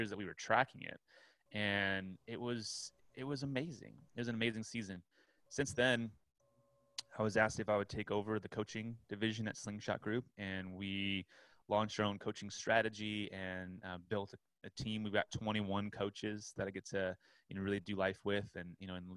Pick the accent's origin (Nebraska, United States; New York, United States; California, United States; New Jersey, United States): California, United States; Southern; also born or lived in Orlando, Florida / Long Beach; I'm from Southern California